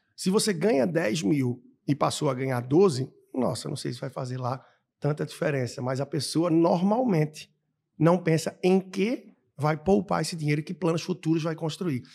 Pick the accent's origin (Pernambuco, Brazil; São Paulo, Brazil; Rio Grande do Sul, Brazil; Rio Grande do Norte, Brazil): Pernambuco, Brazil; Recife; moved away as an adult; also born or lived in Australia / East Timor / Angola / Peru; na minha terra, em Recife